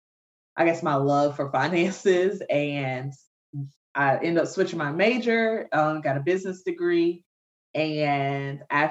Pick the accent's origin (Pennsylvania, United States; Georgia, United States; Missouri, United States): Georgia, United States; Savannah; moved away as an adult; now in Atlanta, United States; I'm originally from Savannah, Georgia